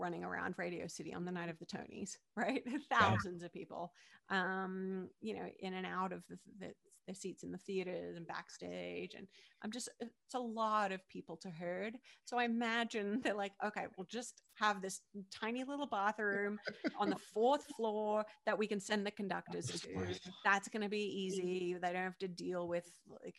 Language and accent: English; Perth, Western Australia, Australia; moved away as an adult; now in New York, United States; when I was growing up in Perth, Western Australia